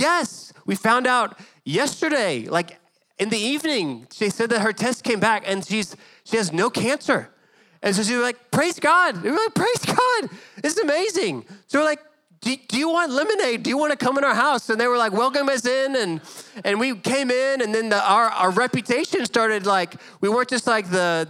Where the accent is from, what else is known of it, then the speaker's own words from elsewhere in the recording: Dallas, Texas, United States; growing up in Dallas